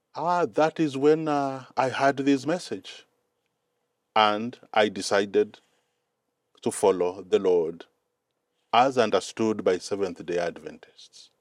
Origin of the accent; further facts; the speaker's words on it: Mombasa, Mombasa County, Kenya; English is a second language; moved away as an adult; also born or lived in Cyprus; now in Silver Spring, United States; I was born and raised up in Kenya.